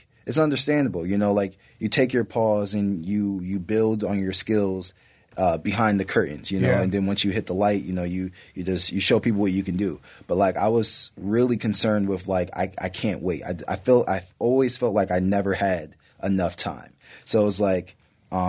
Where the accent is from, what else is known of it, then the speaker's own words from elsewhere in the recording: Maryland, United States; moved away; also born or lived in Chicago, Illinois; I was raised in Maryland. So like, you know, most of my true growth happened in Maryland and the DMV